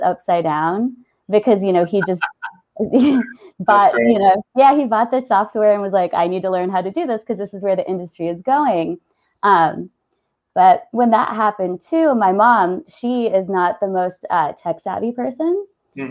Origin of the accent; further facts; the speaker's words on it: Northern Virginia, United States; moved away as an adult; now in Colorado, United States; I grew up in Northern Virginia, right outside of D.C.